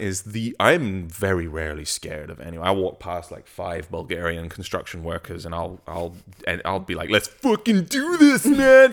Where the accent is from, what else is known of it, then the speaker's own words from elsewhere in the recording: England, United Kingdom; I grew up in England